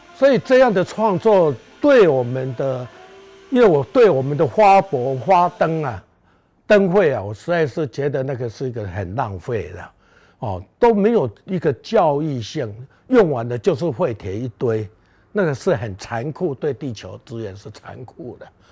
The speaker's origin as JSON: {"language": "Chinese", "town": "Beigang", "region": "Yunlin County", "country": "Taiwan", "tie": "born or raised there", "moved": "yes", "said": "我能活在北港这个家乡"}